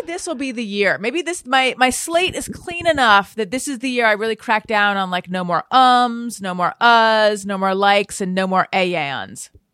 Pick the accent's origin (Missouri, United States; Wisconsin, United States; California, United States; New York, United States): California, United States; Orange County; accent: Orange County; I was born in Northern California. I was raised in Orange County